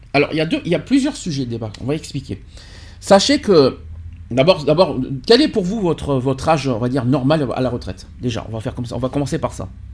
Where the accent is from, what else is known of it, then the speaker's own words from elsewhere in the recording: France; chez nous en France